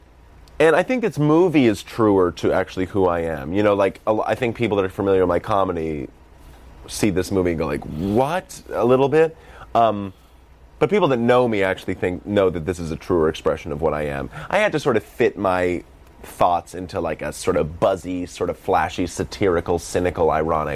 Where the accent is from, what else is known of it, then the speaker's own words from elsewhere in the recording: Boston, Massachusetts, United States; accent: Boston; that's my Boston accent